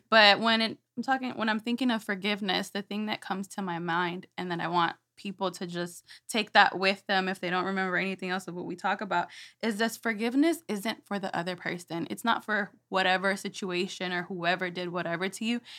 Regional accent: Houston, Texas, United States; I was born and raised here in Houston

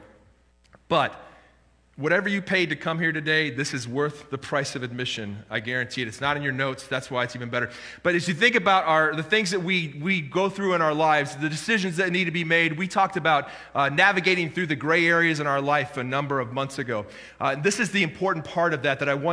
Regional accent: United States; as an American

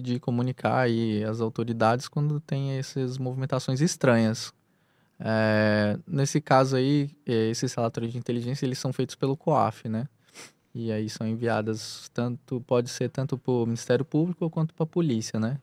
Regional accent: Anápolis, Goiás, Brazil; now in Piauí, Brazil; sou originário do, do estado de Goiás, da cidade de Anápolis

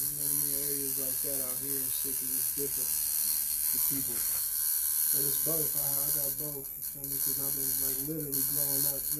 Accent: Oakland, California, United States; also born or lived in Indiana; East Bay, from Harrow. And then, I moved around a little bit. But mostly, you know what I mean, Oakland, Harrow. And then, I moved to Indiana. That's where most of my family is from.

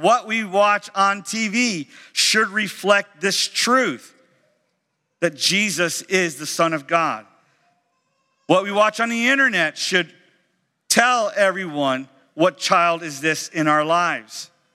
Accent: Sarasota, Florida, United States; I'm from Sarasota, and uh, uh, originally in my home church

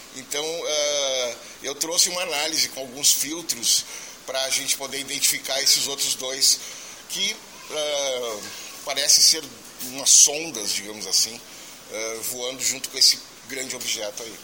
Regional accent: Getúlio Vargas, Rio Grande do Sul, Brazil; sou de Getúlio Vargas, no Rio Grande do Sul, no norte do Rio Grande do Sul

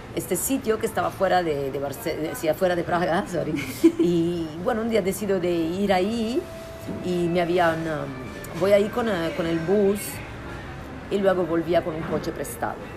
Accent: Italy; Spanish is a second language; moved away as an adult; also born or lived in Prague, Czech Republic; now in Barcelona, Spain; yo soy italiana

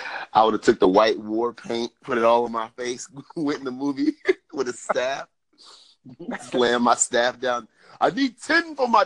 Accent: Jamaica; I'm Jamaican.

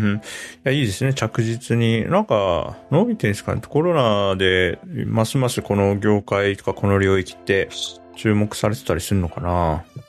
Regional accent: Hokkaido, Japan; moved away; 子供の頃北海道にいたんで

